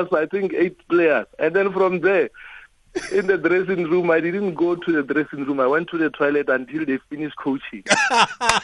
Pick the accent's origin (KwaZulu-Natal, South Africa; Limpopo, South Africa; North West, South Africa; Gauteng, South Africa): Limpopo, South Africa; moved away; a boy from Limpopo